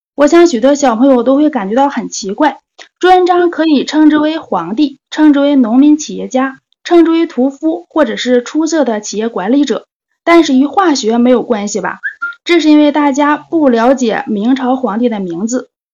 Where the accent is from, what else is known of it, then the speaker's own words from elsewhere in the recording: Jilin, China; now in Shenyang, China; 我是嘉市吉林省的，现在在沈阳